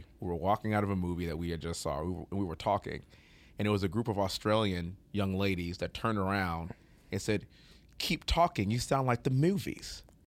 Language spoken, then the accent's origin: English; United States; any accent that's not American because we grew up in America, sure.